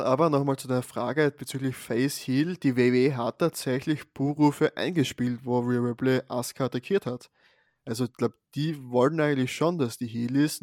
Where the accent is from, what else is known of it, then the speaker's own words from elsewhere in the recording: Austria; hier bei uns in Österreich.